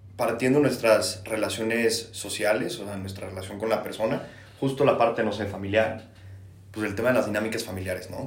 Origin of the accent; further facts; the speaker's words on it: Mexico; no soy de la Ciudad de México, soy de otro estado de la República